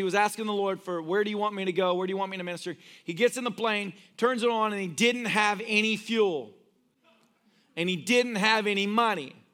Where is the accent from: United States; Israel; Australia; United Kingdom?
United States; I'm an American.